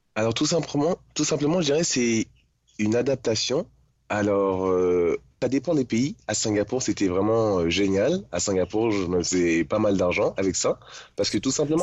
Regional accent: Paris region, Île-de-France, France; moved away as an adult; je suis de région parisienne.

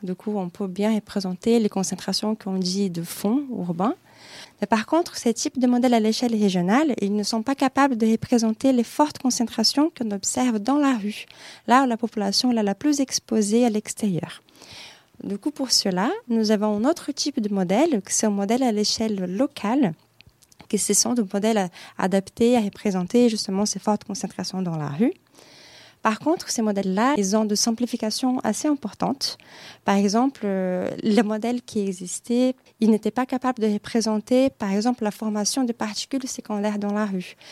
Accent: Brazil; French is a second language; moved away as an adult; also born or lived in Nancy, France / Germany; now in Paris, France; je suis brésilienne

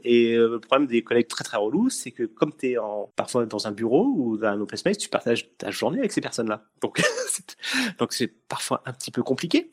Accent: Essonne, Île-de-France, France; je suis de l'Essonne pour les gens qui nous écoutent. Donc je suis de l'Essonne

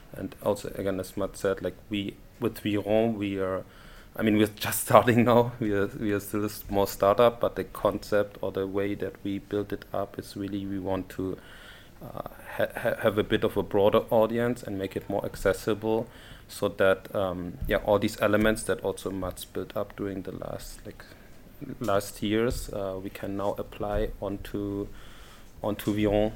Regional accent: Germany; moved away as an adult; now in Paris, France; I'm from Germany.

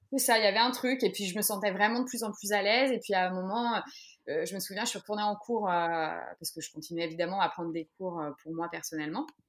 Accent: Les Sables-d'Olonne, Pays de la Loire, France; moved away as an adult; also born or lived in Paris; j'ai quitté Paris, je suis revenue aux sources, donc au Sable d'Olonne

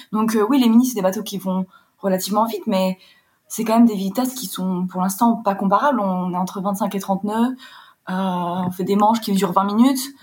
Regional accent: Warsaw, Masovian Voivodeship, Poland; moved away as an adult; also born or lived in London, United Kingdom; now in France; je suis originaire de Pologne, je suis franco-polonaise, j'ai passé mon bac là-bas. Je suis née là-bas et j'ai passé mon bac à Varsovie.

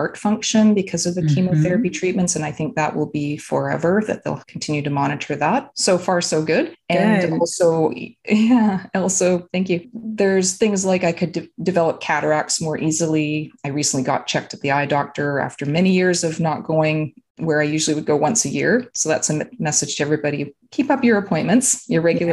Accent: Vancouver, British Columbia, Canada; now in Vancouver Island, Canada; I am originally from the Vancouver area, British Columbia

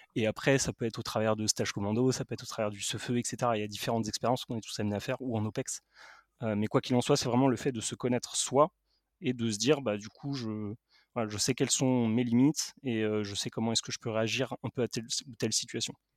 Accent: Paris, Île-de-France, France; je suis parisien

